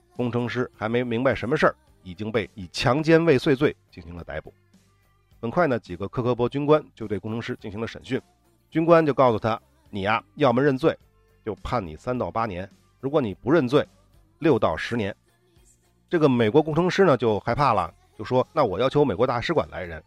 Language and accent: Chinese; China; 我们中国人说的仙人跳